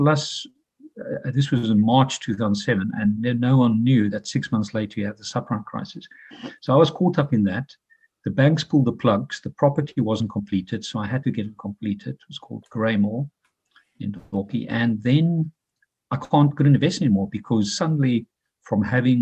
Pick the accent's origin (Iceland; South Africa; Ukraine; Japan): South Africa; also born or lived in London, United Kingdom; now in Dublin, Ireland; I'm originally from South Africa, all with my brothers